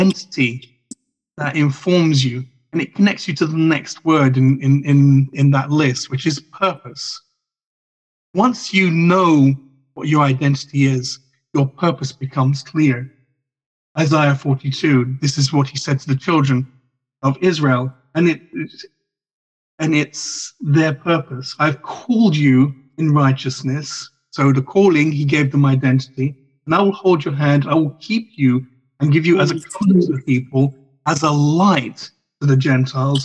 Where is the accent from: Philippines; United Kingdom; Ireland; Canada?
Ireland; an Irishman